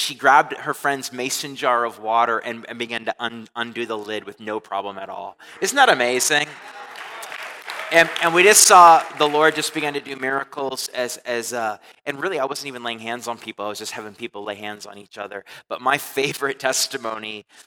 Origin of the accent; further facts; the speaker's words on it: Canada; moved away; I'm from Canada